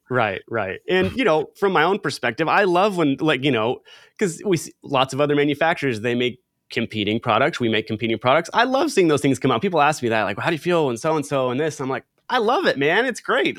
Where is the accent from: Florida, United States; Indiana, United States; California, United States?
California, United States; Southern; growing up in Southern California